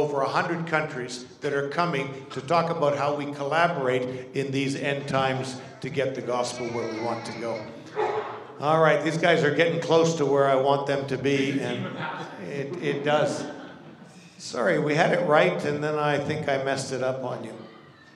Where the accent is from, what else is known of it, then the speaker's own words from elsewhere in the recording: Kenya; moved away as an adult; also born or lived in Zimbabwe / Vancouver, Canada / Toronto, Canada; now in Ottawa, Canada; I grew up in Kenya, East Africa, born, raised, all my education